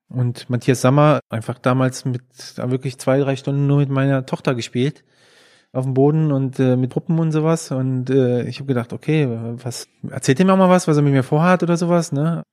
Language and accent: German; Würselen, North Rhine-Westphalia, Germany; ich bin ja in Aachen geboren, also vielmehr in Würselen, das ist ein Stadtteil von Aachen